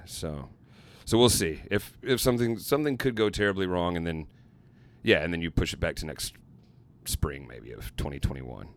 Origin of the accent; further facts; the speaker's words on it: Little Rock, Arkansas, United States; my hometown of Little Rock, Arkansas